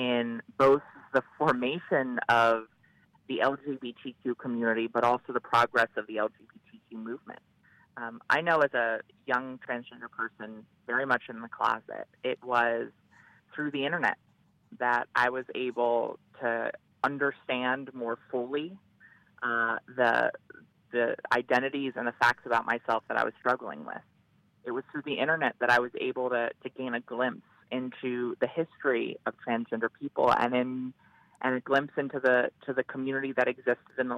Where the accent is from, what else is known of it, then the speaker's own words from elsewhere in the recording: Delaware, United States; I began working first in my home state of Delaware